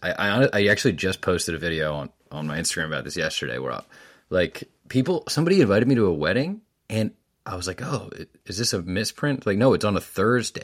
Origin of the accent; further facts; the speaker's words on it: Bethesda, Maryland, United States; also born or lived in Washington, D.C.; I was born there and then I moved to Maryland when I was a wee boy, when I was seven years old